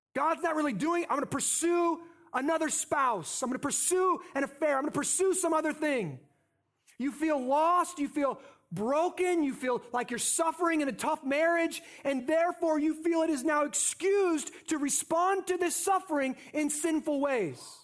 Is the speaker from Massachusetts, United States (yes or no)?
no; North Scott, Iowa, United States; I grew up in North Scott